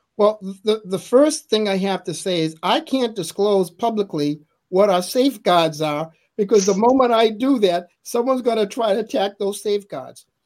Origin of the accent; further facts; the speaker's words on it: Massachusetts, United States; growing up in Massachusetts, which is a very historical place